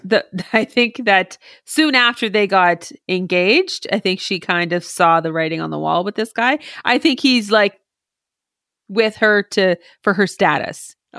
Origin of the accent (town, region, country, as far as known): Canada